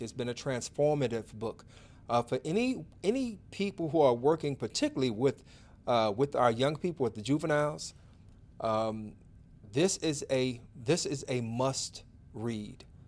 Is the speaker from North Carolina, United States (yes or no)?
no; Chicago, Illinois, United States; also born or lived in Auburn Gresham; I grew up in Inglewood.